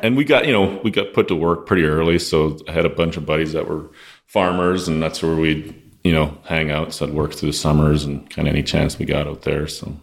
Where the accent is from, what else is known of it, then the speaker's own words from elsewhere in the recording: Lloydminster, Saskatchewan, Canada; So Lloydminster, Saskatchewan is where I'm originally from.